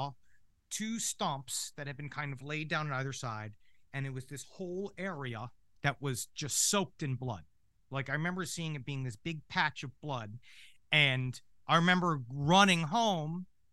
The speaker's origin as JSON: {"language": "English", "town": "New York City", "region": "New York", "country": "United States", "tie": "born or raised there", "said": "when I grew up in Queens in New York City"}